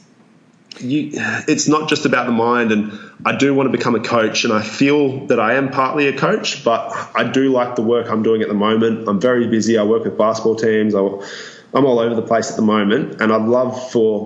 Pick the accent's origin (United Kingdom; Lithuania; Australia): Australia; accent: Australian; my Australian accent and any of my Australianisms